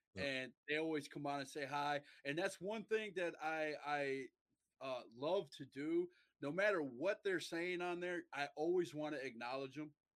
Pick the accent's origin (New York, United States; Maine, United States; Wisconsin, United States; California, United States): Wisconsin, United States; Milwaukee; moved away; also born or lived in Mauston, Wisconsin / New Lisbon, Wisconsin; I am from Wisconsin. I was born in Mauston, Wisconsin, which is a small town up in the northern part of Wisconsin and I lived most most of my life in a small town um, of New Lisbon or Milwaukee, Wisconsin. I, I, I graduated high school in Milwaukee